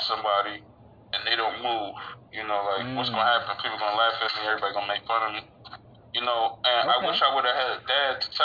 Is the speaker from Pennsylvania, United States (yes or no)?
yes; Philadelphia, Pennsylvania, United States; Philadelphia, Pennsylvania. I grew up with my mom and my grandma.